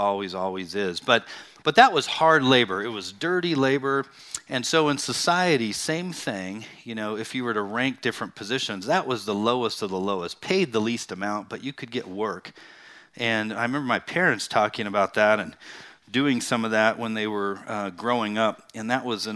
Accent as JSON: {"language": "English", "town": "Bakersfield", "region": "California", "country": "United States", "tie": "born or raised there", "said": "I actually grew up in the Central Valley, you know, the hot valley town of Bakersfield."}